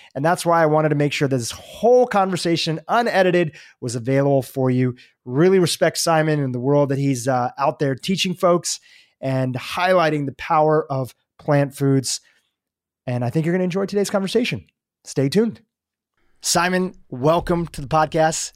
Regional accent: United States; I'm eating crappy school lunches in America

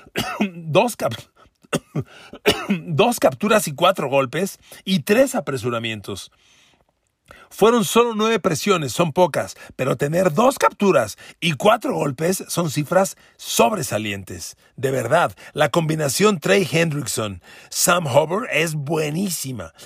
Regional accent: Mexico; yo soy mexicano

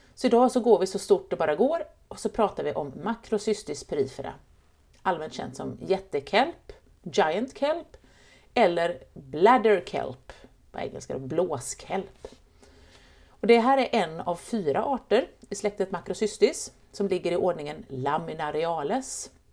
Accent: Sweden; Jag är uppväxt i Vättern

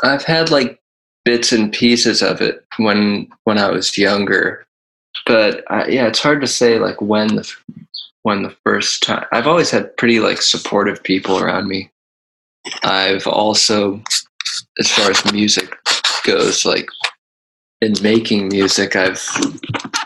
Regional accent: Ohio, United States; I grew up in Ohio, which is like northeast

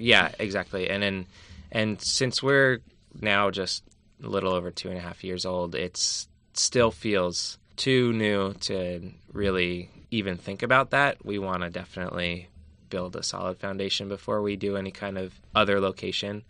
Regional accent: Allentown, Pennsylvania, United States; now in California, United States; I'm from Pennsylvania, from Allentown, and I grew up with food being the complete opposite

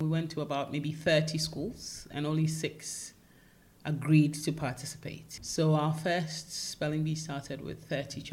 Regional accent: Ghana; moved away as an adult; also born or lived in United Kingdom; I grew up in Ghana

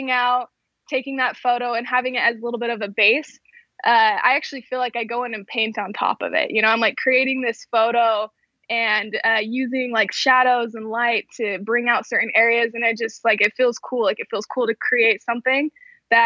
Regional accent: West Mountain, Utah, United States; also born or lived in Arizona; So originally I'm from Utah, so grew up in Utah.

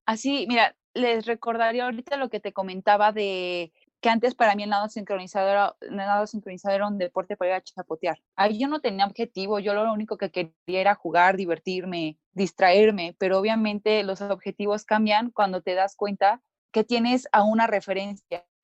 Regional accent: Mexico; aquí como mexicanos

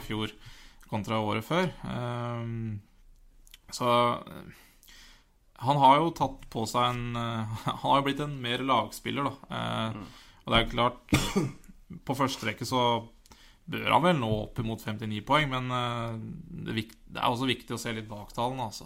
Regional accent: Elverum, Innlandet, Norway; vi er fra Elverum

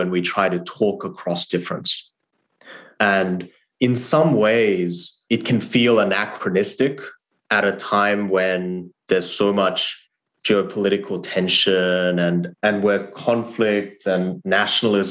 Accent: Australia; English is a second language; moved away as an adult; also born or lived in South Korea / Harvard, United States; I grew up in Australia and I went to college at Harvard

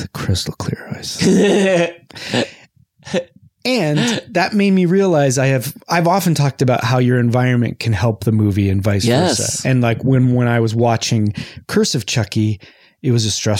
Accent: Whittier, California, United States; now in Pasadena, United States; I grew up in Whittier and I drank Whittier water

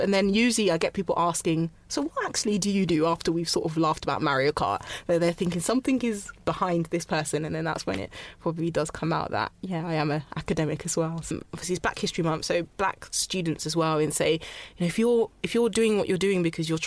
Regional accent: London, United Kingdom; also born or lived in Ghana; I'm from South London. I'm from Ghana

